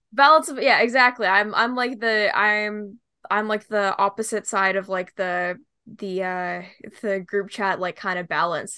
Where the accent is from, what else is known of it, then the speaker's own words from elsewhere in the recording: Vancouver, British Columbia, Canada; I am a student from the Greater Vancouver, B C area.